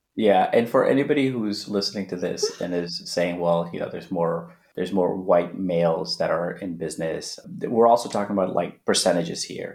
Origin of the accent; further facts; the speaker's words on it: Manhattan Beach, California, United States; also born or lived in Afghanistan / India / Netherlands; some kid that I grew up with in Manhattan Beach